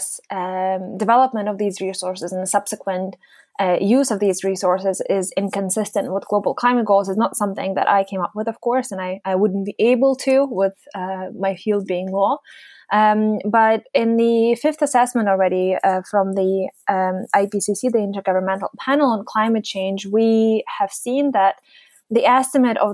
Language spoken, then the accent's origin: English; Yalta, Crimea, Ukraine; moved away as an adult; also born or lived in Groningen, Netherlands; now in Aberdeen, United Kingdom; I grew up in a small town called Yalta